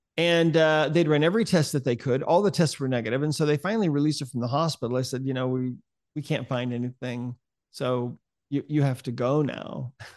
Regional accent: Montana, United States; I'm from Montana.

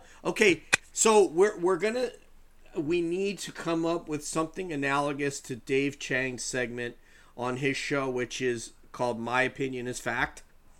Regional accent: Peekskill, New York, United States; I'm from Peekskill.

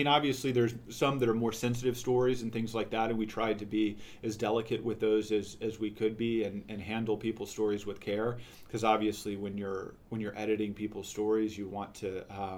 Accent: Houston, Texas, United States; now in Baltimore, United States; Hispanic, growing up in Houston

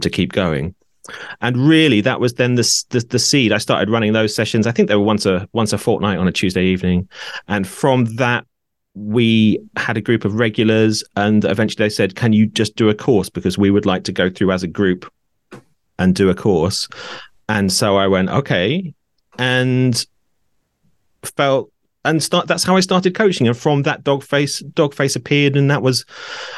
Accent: Norwich, East of England, United Kingdom; moved away as an adult; also born or lived in Brighton; moved back to my hometown of Norwich

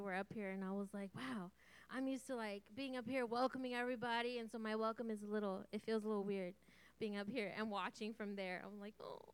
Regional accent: Santa Rosa, California, United States; I grew up here in Santa Rosa, born and raised.

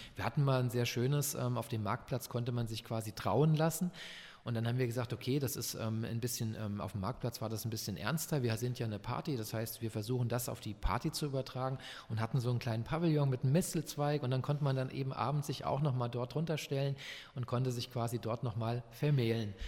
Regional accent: Frankfurt, Hesse, Germany; now in Leipzig, Germany; Ich komme eigentlich aus Frankfurt

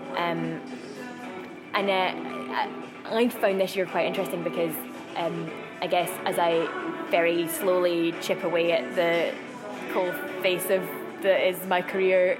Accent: Glasgow, Scotland, United Kingdom; I'm Scottish. Um, I've lived in Glasgow since I was one

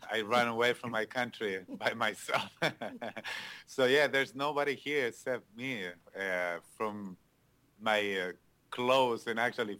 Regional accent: Chile; English is a second language; moved away as an adult; now in United States; I'm from Chile. I met my wife in a city called Valparaíso

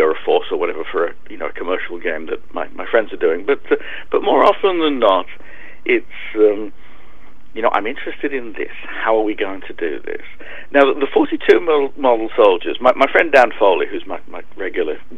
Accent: United Kingdom; I'm British.

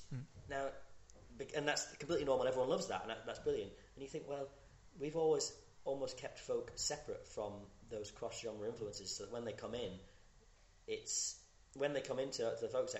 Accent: Scotland, United Kingdom; when you're growing up in Scotland especially, you're immersed in folk music or those traditional tunes

